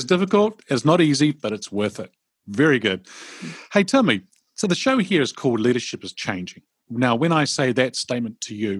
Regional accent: Karnataka, India; I always say to them, oh, I'm from Karnataka. And they look at me and they go, huh? And I go, yeah, I'm from Karnataka.

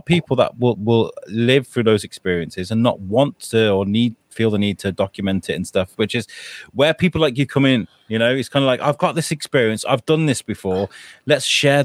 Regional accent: Wales, United Kingdom; I grew up in Wales.

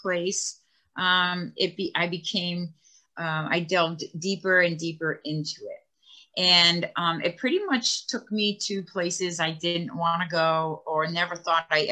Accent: Martha's Vineyard, Massachusetts, United States; I grew up on Martha's Vineyard. I live in Edgartown

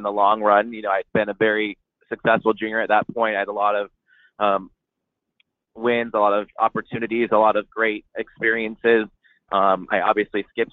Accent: Coto de Caza, California, United States; my facility in Coto de Caz. That's my hometown, where I was born and raised and where I started riding.

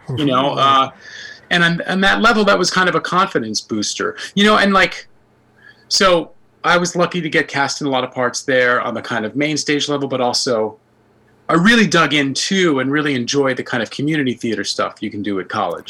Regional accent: New York City, New York, United States; I'm from the Bronx originally

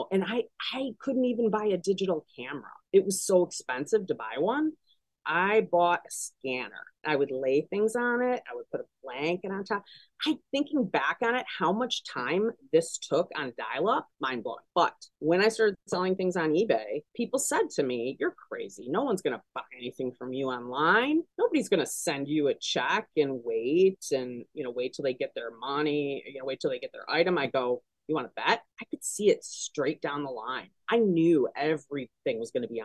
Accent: Detroit, Michigan, United States; moved away as an adult; now in Chicago, United States; I'm from Metro Detroit originally. That's where I grew up.

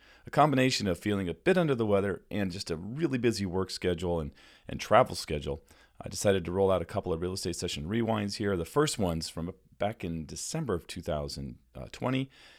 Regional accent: San Diego, California, United States; moved away as an adult; now in Florida, United States; I grew up in San Diego and hated everything LA.

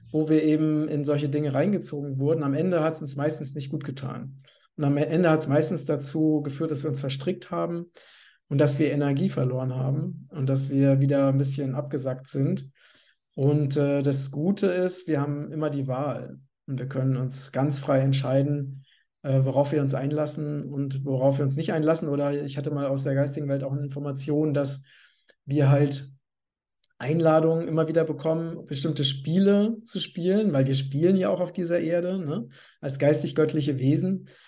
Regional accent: Hesse, Germany; now in Portugal; liebe Grüße nach Hessen, in mein Heimatland, aus Portugal.

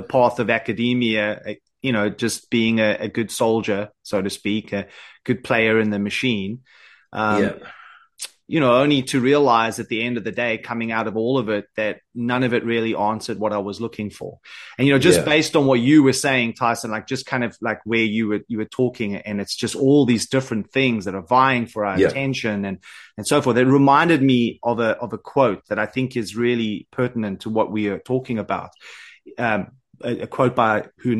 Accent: South Africa; accent: South African; now in Isle of Man; I'm originally from South Africa, but I live on the Isle of Man

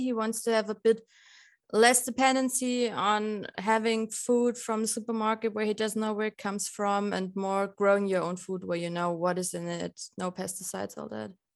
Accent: Lower Bavaria, Germany; now in Passau, Germany; I'm from Lower Bavaria

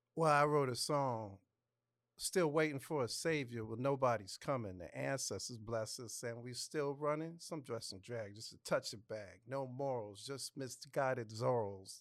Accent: New York City, New York, United States; also born or lived in Los Angeles, California; now in Atlanta, United States; I'm from the Bronx

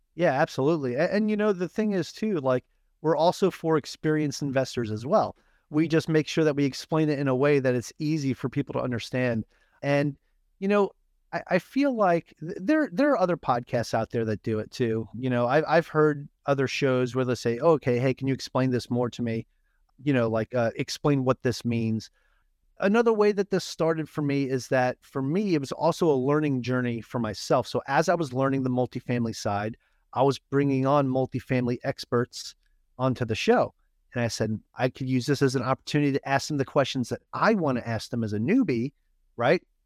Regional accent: New York, United States; moved away; I'm from New York

